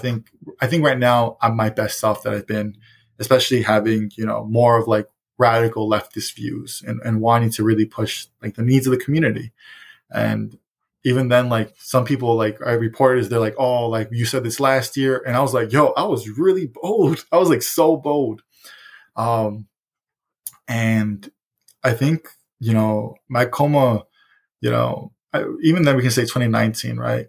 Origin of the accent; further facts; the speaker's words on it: Chicago, Illinois, United States; I was raised in Roseland because they would babysit me there as well